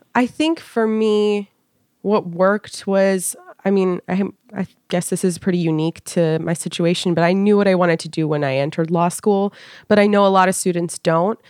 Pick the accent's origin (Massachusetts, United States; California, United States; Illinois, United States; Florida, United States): California, United States; moved away as an adult; now in Washington, D.C., United States; I was born and raised in California. I lived in Northern California till I was about twelve, and then I moved to Southern California